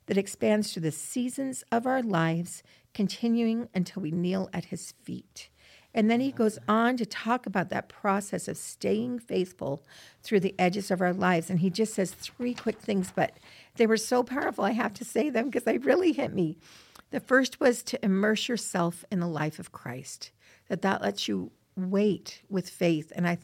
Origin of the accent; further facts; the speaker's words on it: Rexburg, Idaho, United States; I'm from Rexburg, and I come down to Provo.